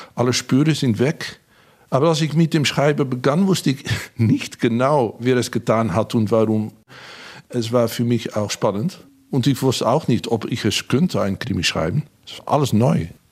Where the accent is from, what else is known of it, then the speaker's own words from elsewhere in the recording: Hengelo, Overijssel, Netherlands; Ich bin an der Grenze aufgewachsen, in Hengelo, in Bukelow, nähe zu Gronau und Bad Bentheim.